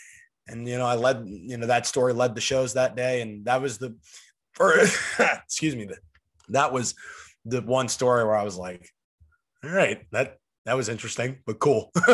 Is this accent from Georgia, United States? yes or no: no; Steubenville, Ohio, United States; I'm only an hour and a half from where I grew up now in Steubenville, and I'm still only 40 minutes from Pittsburgh, and that's like my hometown city or whatever.